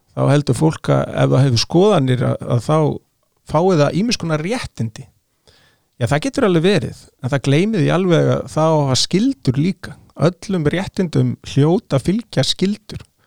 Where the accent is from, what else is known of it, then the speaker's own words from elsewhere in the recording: Sweden; now in Iceland; ég ólst upp í Svíþjóð 70-80